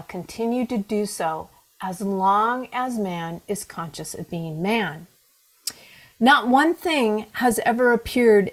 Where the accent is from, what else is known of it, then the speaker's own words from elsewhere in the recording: Pacific Northwest, United States; born and raised in the Pacific Northwest, that's me